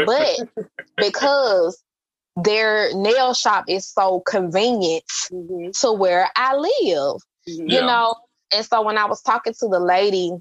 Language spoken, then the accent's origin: English; Campbellton Road, Georgia, United States; I grew up on Campbellton Road